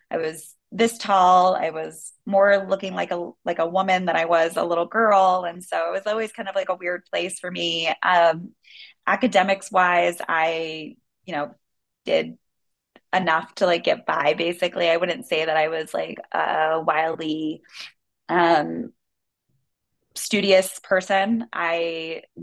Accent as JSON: {"language": "English", "town": "Washington", "region": "District of Columbia", "country": "United States", "tie": "born or raised there", "also_born_or_lived": "Maryland", "said": "Um, well, I was born in Washington, D.C., so I'm a very proud D.C. native. Uh, we moved outside of D.C. once my brother was uh, walking and moving"}